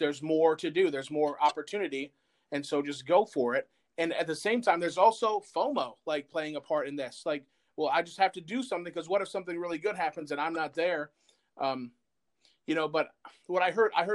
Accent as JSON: {"language": "English", "town": "Flint", "region": "Michigan", "country": "United States", "moved": "yes", "lives_now": "New Cumberland, United States", "said": "I'm originally from Flint, Michigan"}